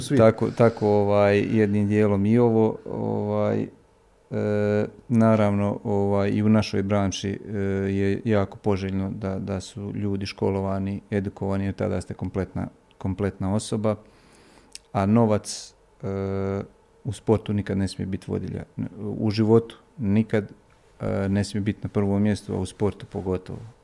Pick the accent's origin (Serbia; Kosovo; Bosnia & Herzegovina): Bosnia & Herzegovina; ja sam došao iz BiH sa ovih naših terena.